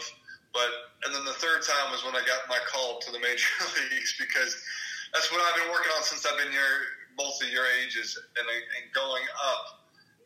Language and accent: English; Illinois, United States; I'm from Illinois